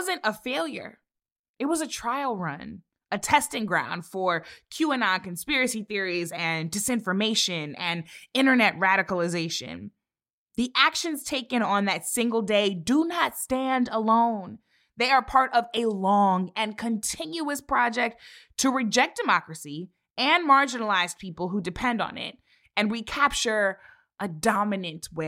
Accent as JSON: {"language": "English", "area": "St. Louis area", "region": "Missouri", "country": "United States", "tie": "born or raised there", "said": "my hometown congresswoman"}